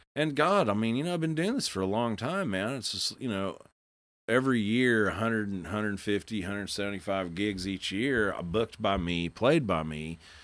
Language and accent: English; Bartlesville, Oklahoma, United States; also born or lived in Stillwater; I'd never really heard that growing up in Bartlesville